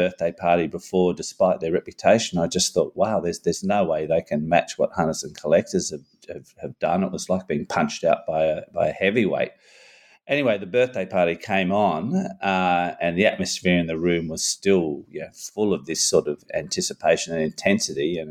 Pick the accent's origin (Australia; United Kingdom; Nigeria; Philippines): Australia; Newcastle, New South Wales; in Newcastle, my hometown